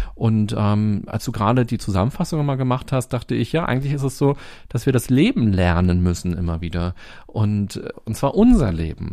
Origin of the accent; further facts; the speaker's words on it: Berlin, Germany; Als Berliner